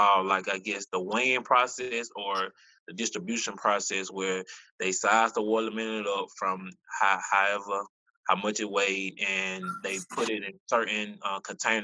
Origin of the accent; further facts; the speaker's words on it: Tuskegee, Alabama, United States; I'm from Tuskegee, Alabama. Raised here my entire life, went through the Macon County school system.